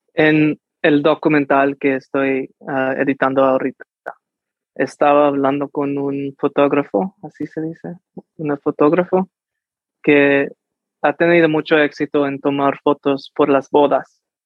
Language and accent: Spanish; United States; first language Spanish; tampoco soy mexicano porque nací aquí en los Estados Unidos